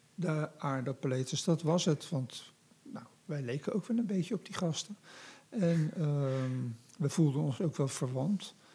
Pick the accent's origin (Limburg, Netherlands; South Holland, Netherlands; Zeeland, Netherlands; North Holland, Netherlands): South Holland, Netherlands; The Hague; now in Rotterdam, Netherlands; ik kom uit Scheveningen